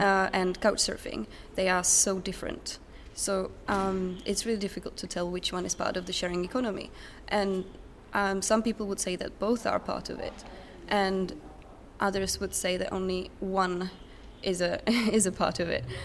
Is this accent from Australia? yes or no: no; Otěchov, south of Brno, South Moravian Region, Czechia; also born or lived in England / Norway; now in Sweden; I come from a tiny village called Otěchov. Uh, it's south of Brno